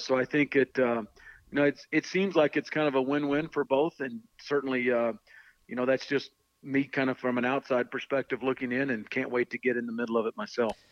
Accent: Oklahoma, United States; moved away as an adult; also born or lived in Utah; now in Texas, United States; being closer to where I grew up. Um, you know, my mom is a little bit closer, uh, sister and her family and, and all that growing up in Oklahoma.

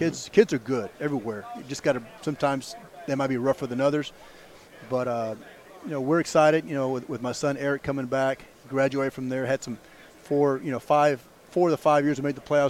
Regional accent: Alice, Texas, United States; moved away as an adult; also born or lived in Mathis, Texas / Beeville, Texas; went back to my hometown in Alice.

